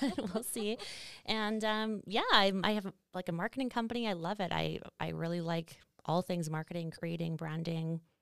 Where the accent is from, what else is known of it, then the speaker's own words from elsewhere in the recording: Estevan, Saskatchewan, Canada; now in Calgary, Canada; I'm from Estevan, Saskatchewan, which is that little southeast corner, um, and not a very big, I mean, I guess it's a city, but it's not really a city. It's quite small, but I really appreciated living in a small town.